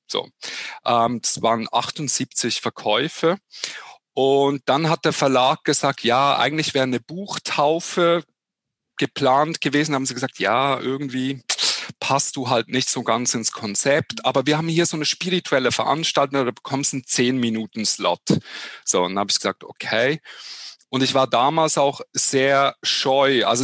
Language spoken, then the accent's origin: German; Switzerland; als Schweizer in Hochdeutsch ist es ein bisschen ähnlich wahrscheinlich wie in Österreich